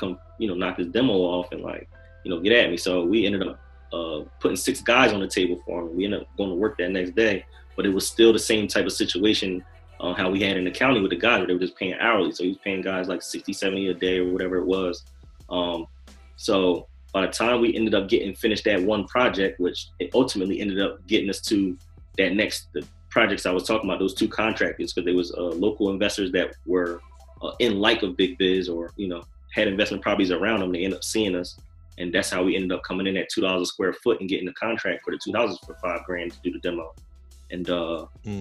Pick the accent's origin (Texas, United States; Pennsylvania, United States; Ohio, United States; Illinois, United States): Pennsylvania, United States; Norristown; I'm from Norristown